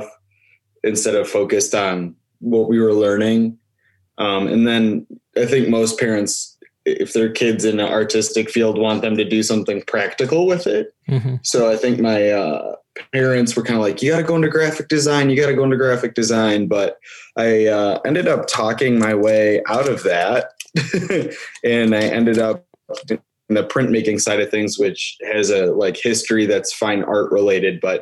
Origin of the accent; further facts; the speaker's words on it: Buffalo, New York, United States; moved away as an adult; now in Cleveland, United States; I am from Buffalo, New York, and I am currently living in Cleveland, Ohio